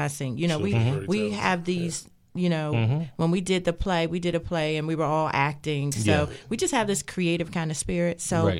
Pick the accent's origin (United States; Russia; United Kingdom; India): United States; Maryland; And I grew up in Prince George's County.